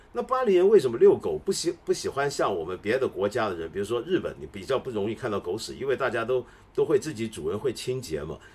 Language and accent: Chinese; Taiwan; moved away; also born or lived in Hong Kong; 我在台湾长大，在台湾跟香港长大